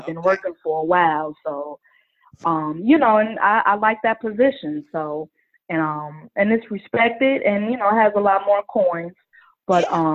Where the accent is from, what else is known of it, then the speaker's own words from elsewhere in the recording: Chicago, Illinois, United States; I am from the South Side of Chicago, born and raised.